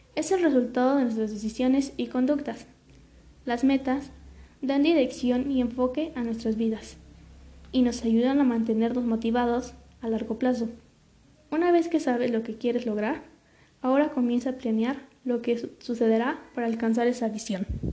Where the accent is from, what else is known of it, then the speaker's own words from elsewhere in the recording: Mexico; aprender a hablar las lenguas de nuestro país, como por ejemplo el náhuatl, el zapoteco, el otomí